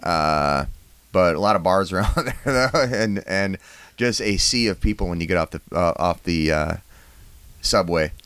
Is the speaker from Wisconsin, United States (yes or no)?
yes; La Crosse, Wisconsin, United States; I'm from La Crosse, Wisconsin.